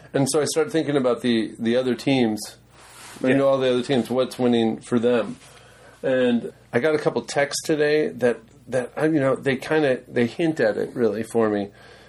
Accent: United States; I'm American.

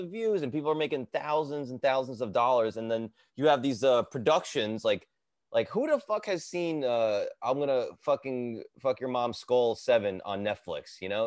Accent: Edison, New Jersey, United States; I grew up in Jersey, bro. I grew up in Edison

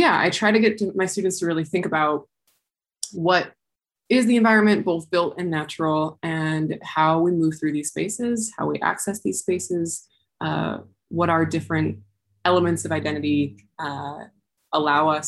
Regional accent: Heber City, Utah, United States; I was raised in Heber City, Utah

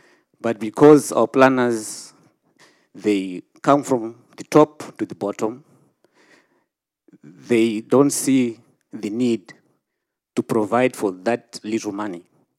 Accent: Zimbabwe; born or raised there

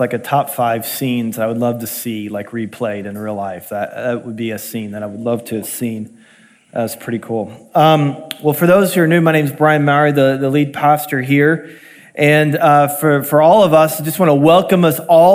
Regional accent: Columbia, Missouri, United States; my hometown in Columbia, Missouri

